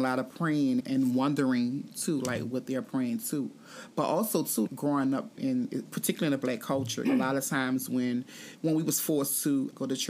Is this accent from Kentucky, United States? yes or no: no; New Orleans, Louisiana, United States; I grew up in New Orleans